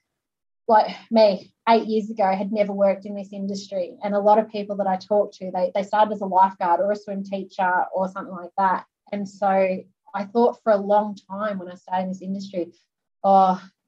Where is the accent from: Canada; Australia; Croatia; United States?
Australia; being Australian, swimming is what we